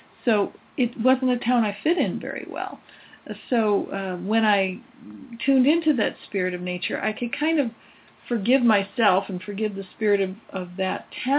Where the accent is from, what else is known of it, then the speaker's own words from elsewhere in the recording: Midwest, United States; moved away; I know when I was going back to the Midwest to be with my mom when she was ill, I had to connect. I really never liked my hometown very much